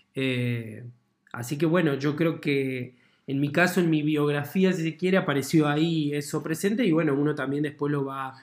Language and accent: Spanish; La Pampa, Argentina; also born or lived in Santa Rosa, La Pampa; cuando yo tenía 10 años en mi pueblo